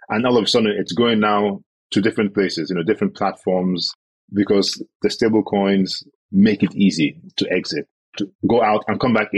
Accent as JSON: {"language": "English", "country": "Nigeria"}